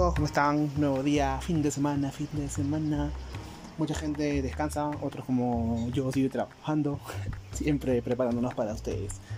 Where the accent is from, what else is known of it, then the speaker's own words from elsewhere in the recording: Peru; yo soy peruano